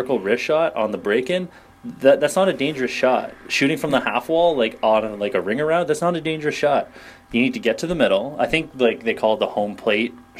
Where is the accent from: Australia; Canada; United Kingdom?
Canada; being Canadian